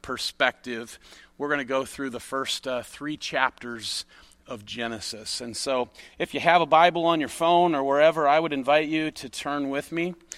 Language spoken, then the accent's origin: English; near Chicago, Illinois, United States; I grew up near Chicago